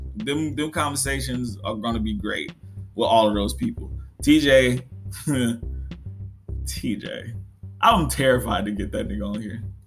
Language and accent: English; Dallas, Texas, United States; also born or lived in New Orleans, Louisiana; I was raised in Dallas, Texas.